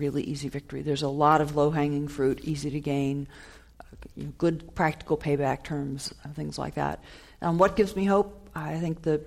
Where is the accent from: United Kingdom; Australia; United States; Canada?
United States; Ohio; my hometown is actually in Ohio